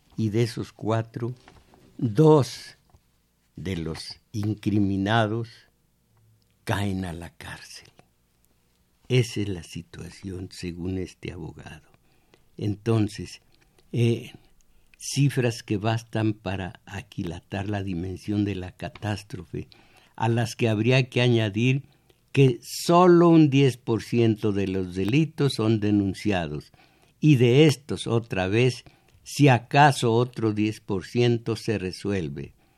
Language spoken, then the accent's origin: Spanish; Mexico; Yo fui mexicano, abierto a todas las corrientes de cultura norteamericana